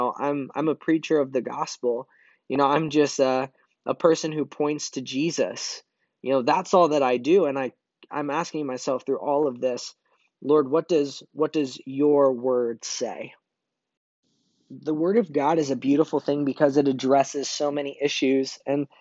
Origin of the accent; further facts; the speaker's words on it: Brazil; born there; So a little bit about my background, if you don't know, I was born in Brazil.